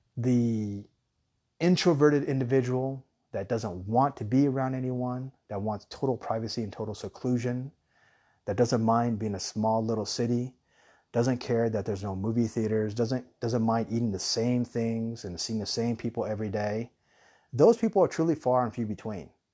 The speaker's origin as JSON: {"language": "English", "town": "Tucson", "region": "Arizona", "country": "United States", "tie": "born or raised there", "also_born_or_lived": "Guam / Hawaii", "moved": "yes", "said": "when we were young, we grew up in Tucson"}